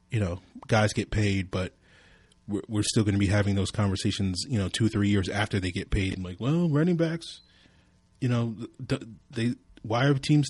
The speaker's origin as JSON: {"language": "English", "region": "Virginia", "country": "United States", "tie": "born or raised there", "said": "my home state of Virginia"}